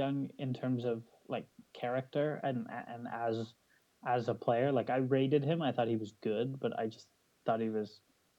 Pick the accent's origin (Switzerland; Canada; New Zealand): Canada; as a Canadian?